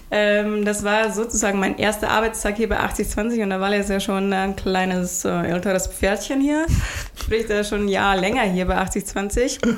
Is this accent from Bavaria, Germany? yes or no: yes; Tettenwang, Bavaria, Germany; Aber ursprünglich komme ich aus Tettenwang.